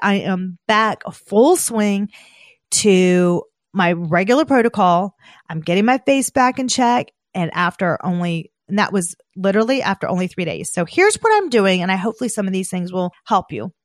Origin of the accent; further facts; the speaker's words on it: the South, United States; I'm from the South